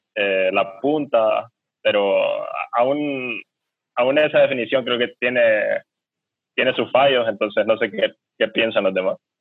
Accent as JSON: {"language": "Spanish", "country": "Honduras", "said": "los hondureños nos identificamos"}